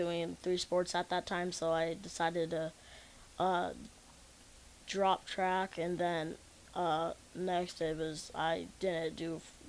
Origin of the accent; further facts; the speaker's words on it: Lincoln, Nebraska, United States; also born or lived in Wyoming; I've always lived here in Lincoln, except for 3 months when I was born in Wyoming.